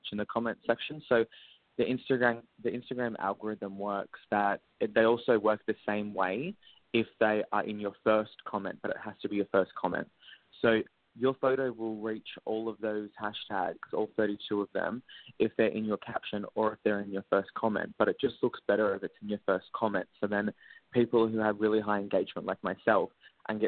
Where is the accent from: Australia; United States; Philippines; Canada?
Australia; I'm an Australian social media influencer and model